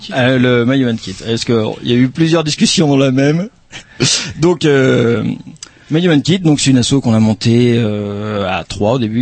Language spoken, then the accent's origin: French; Pays de la Loire, France; moved away; je suis né dans le Maine-et-Loire